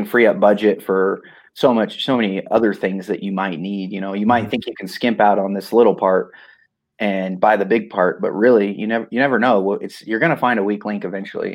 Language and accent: English; Cortez, Colorado, United States; I'm from Cortez, Colorado, where Eli Tomac's from.